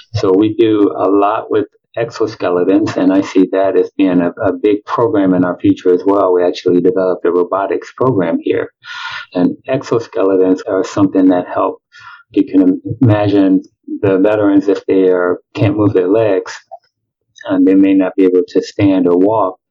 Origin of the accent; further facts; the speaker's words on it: Chicago, Illinois, United States; moved away as an adult; also born or lived in Milwaukee, Wisconsin; now in Tampa, United States; I'm originally from Chicago. I grew up there